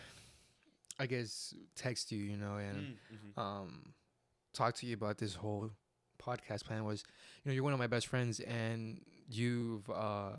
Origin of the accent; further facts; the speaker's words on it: Mexico; first language Spanish; English is a second language; we're Mexican.